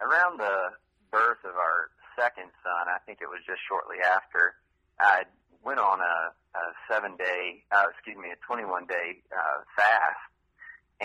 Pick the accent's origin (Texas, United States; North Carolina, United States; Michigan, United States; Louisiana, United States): Texas, United States; Vidor; moved away as an adult; also born or lived in Tennessee / South Florida / Dallas, Texas; now in Austin, United States; Vidor is where I grew up.